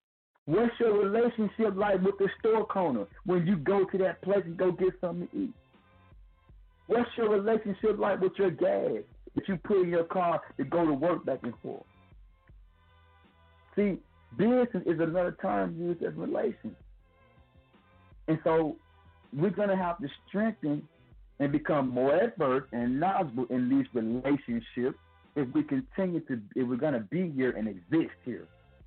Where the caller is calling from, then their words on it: Flint, Alabama, United States; From Flint, Alabama. {S4} Man. {S5} What's good? Quarantine style. Reporting live from Flint, Alabama.